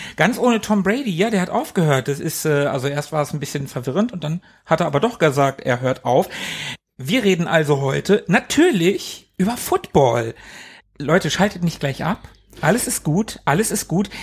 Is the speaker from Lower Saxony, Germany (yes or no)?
yes; Hanover, Lower Saxony, Germany; ich komme aus Hannover, ich bin hier geboren und ich lebe hier